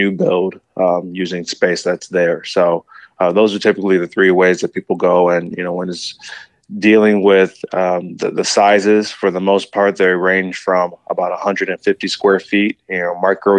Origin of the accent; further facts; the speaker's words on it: Ann Arbor, Michigan, United States; moved away as an adult; also born or lived in Detroit, Michigan; now in San Diego, United States; I'm originally from Detroit and grew up in Ann Arbor, Michigan, and moved to San Diego about 12 years ago now